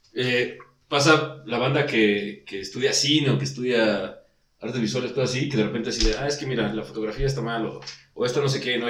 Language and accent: Spanish; Mexico; nosotros, como mexicanos